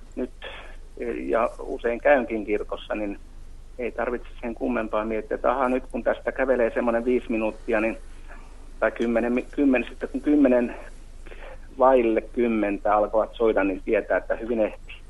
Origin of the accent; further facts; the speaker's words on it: Mäntsälä, Uusimaa, Finland; moved away; Semmoinen paikka kuin Mäntsälän ah-, Ohkolan Arolan kylä, semmoinen kuin Jyvälän kulma, joka on hyvin semmoista alavaa maata. Ja siellä muistaakseni lapsuudessa